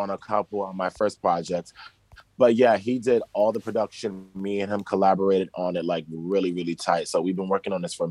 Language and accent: English; New Jersey, United States; also born or lived in Brooklyn, New York; now in New York, United States; I grew up in New Jersey, really close to... like New York and New Jersey, they kind of like run across the river.